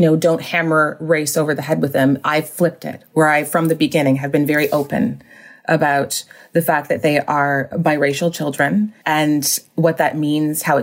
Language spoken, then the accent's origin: English; Whitby, Ontario, Canada; also born or lived in Vancouver / Montreal; I grew up in Vancouver until I was around seven and then moved to Ontario